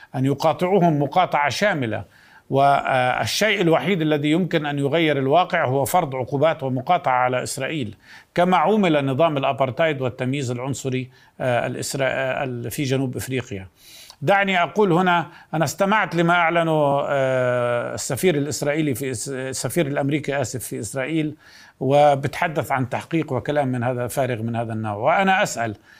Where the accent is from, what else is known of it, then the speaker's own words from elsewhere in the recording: Palestine; بنفسنا أولا كفلسطينيين